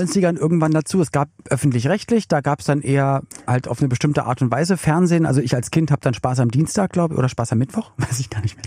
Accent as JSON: {"language": "German", "region": "Berlin", "country": "Germany", "tie": "born or raised there", "said": "ich komme komm ja aus Berlin"}